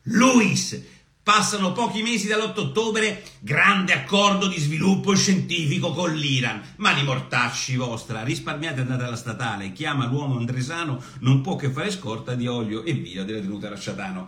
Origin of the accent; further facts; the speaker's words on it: Apulia, Italy; dalle mie parti, da dove sono io, da dove vengo io, no? Da, da, da, dai posti stupendi della, della Puglia